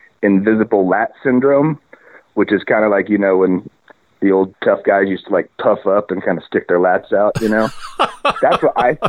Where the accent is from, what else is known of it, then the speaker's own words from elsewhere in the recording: Indiana, United States; moved away as an adult; now in Portland, United States; I'm from Indiana and, I graduated from Indiana University in the audio program